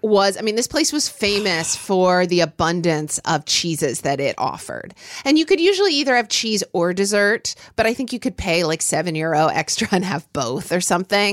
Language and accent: English; Oklahoma, United States; growing up in Oklahoma